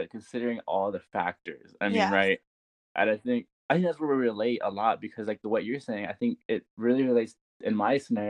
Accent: San Antonio, Texas, United States; I grew up in San Antonio. My parents grew up in San Antonio.

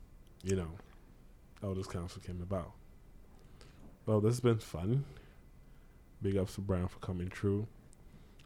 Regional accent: Nigeria; now in Hamilton, Canada; growing up in Nigeria and coming here

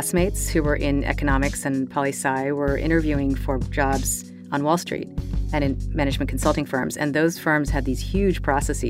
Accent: Chevy Chase, Maryland, United States; when I was growing up in Chevy Chase

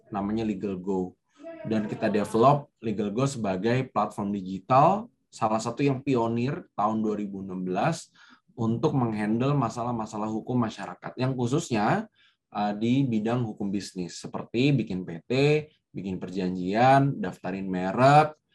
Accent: Depok, West Java, Indonesia; also born or lived in Jagakarsa / Bogor / Yogyakarta; Saya itu bukan orang Jakarta, saya tidak punya network di Jakarta. saya saya saya itu sekolah selalu berpindah-pindah Eh, tinggal di Depok, sekolah SD di Depok, SMP-nya pindah ke Jagakarsa, SMA-nya pindah di Bogor, kuliahnya pindah di Jogja

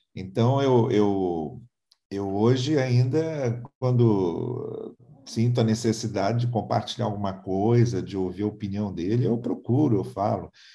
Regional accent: São Paulo, Brazil; moved away; also born or lived in Rio de Janeiro / Campos / Teresópolis; Eu sou de São Paulo.

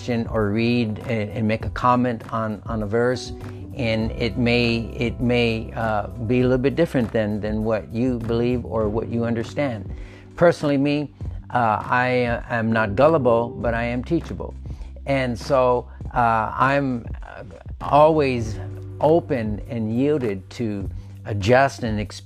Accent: United States; we as American Christians

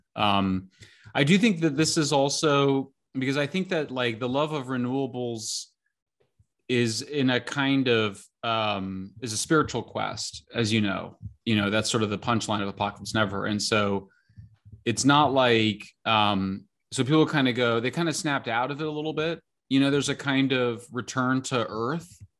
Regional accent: San Francisco, California, United States; my hometown paper

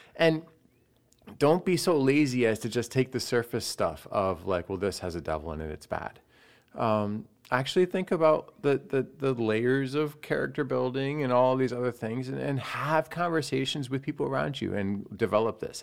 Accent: United States; as an American

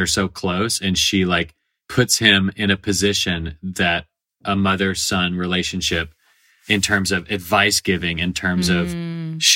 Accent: Nashville, Tennessee, United States; I grew up in Nashville, Tennessee, where I still live about half the time

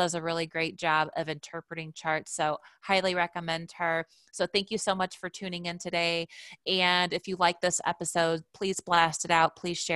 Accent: Indiana, United States; we're both from Indiana

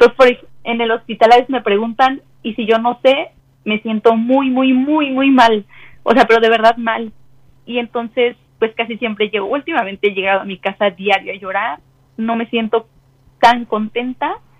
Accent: Mexico City, Mexico; De la Ciudad de México

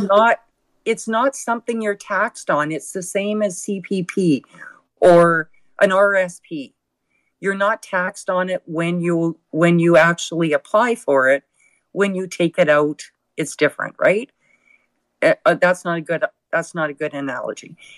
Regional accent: Alberta, Canada; First of all, I am a Canadian. Second of all, I'm an Albertan

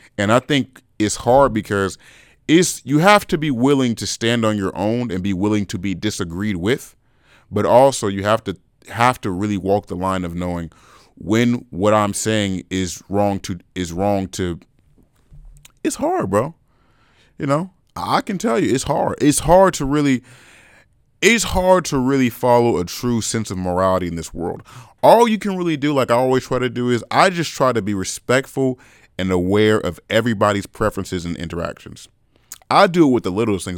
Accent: California, United States; I was born in California

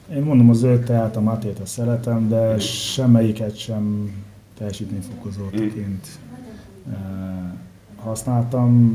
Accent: Nigeria; also born or lived in Paraguay; now in Hungary; Nigériában nőttem fel, ex-angol gyarmat

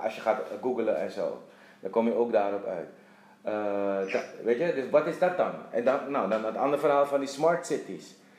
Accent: Suriname; moved away as an adult; also born or lived in Netherlands / Dublin, Ireland; now in Curaçao; ik ben geboren getogen in Suriname.

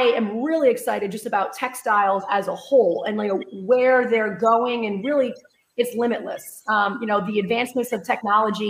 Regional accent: Rhode Island, United States; moved away as an adult; now in Texas, United States; I hail from Rhode Island, even though I've been living in Texas 15 years. So when I get excited, the accent comes out a little bit

